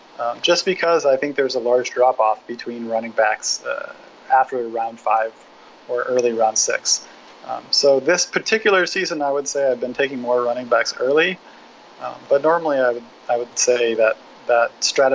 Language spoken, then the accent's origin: English; Eugene, Oregon, United States; I grew up in Eugene, Oregon, so I wish I was higher on Royce Freeman than I am.